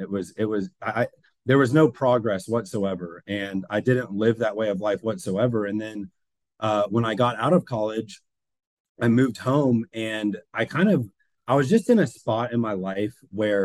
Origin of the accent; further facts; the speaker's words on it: Forsyth County, north of Atlanta, Georgia, United States; I'm from Forsyth County, which is about 30 minutes north of Atlanta. And we moved there, I think in 1996 or seven, and I was like 4 years old